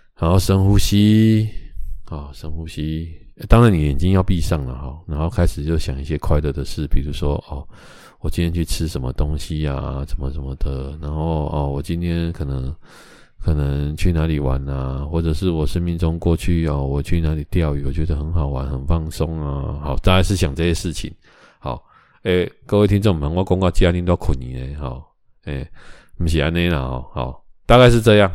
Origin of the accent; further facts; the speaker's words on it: Taiwan; 我们台湾人